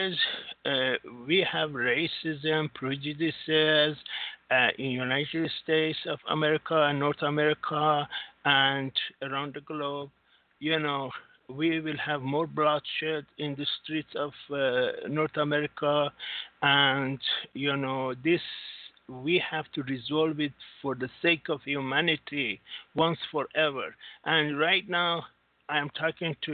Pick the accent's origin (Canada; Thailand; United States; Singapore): Singapore; I'm from Singapore.